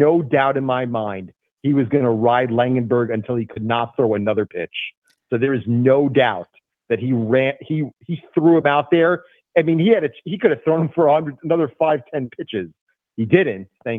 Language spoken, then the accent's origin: English; Charlotte, North Carolina, United States; my hometown Charlotte team